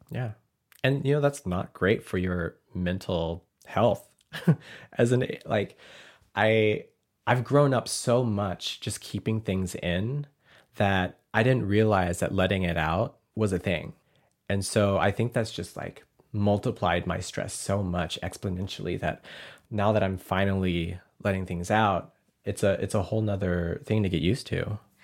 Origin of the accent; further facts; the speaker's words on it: Arkansas, United States; now in Portland, United States; growing up in Arkansas, I never wanted to be Laotian